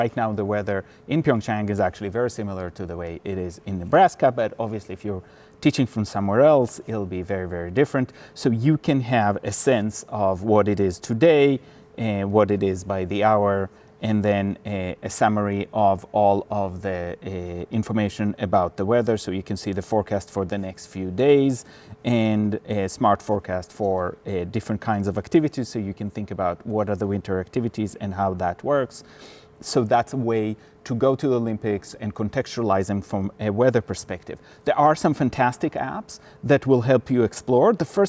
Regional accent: Switzerland; born there; I was born in Switzerland, and my mother was from Finland

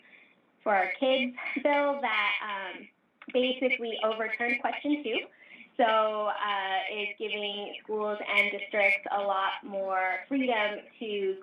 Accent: Alaska, United States; moved away as an adult; also born or lived in Portland, Oregon / Argentina; now in Boston, United States; I was born here in the States. I actually grew up in Alaska.

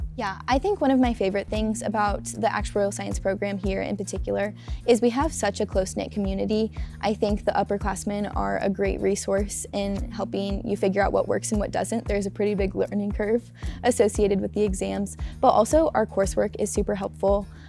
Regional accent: St. Louis, Missouri, United States; moved away as an adult; now in Lincoln, United States; I'm from St. Louis, Missouri

